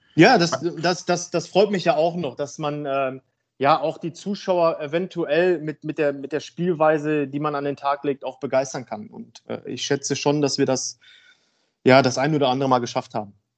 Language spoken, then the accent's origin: German; Dülmen, North Rhine-Westphalia, Germany; also born or lived in Essen; now in Münster, Germany; ich bin in Essen geboren und dann sind wir, also meine Eltern, mir und meiner Schwester sind dann, als ich sieben Jahre alt war, sind wir dann halt ins Münsterland gezogen. Und meine Eltern erst ein Haus gekauft und äh, ja, dann bin ich da groß geworden, aufgewachsen